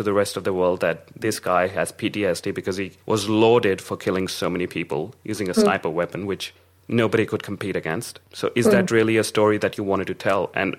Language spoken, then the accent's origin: English; India; also born or lived in Bombay; now in Australia; because I was born and brought up in India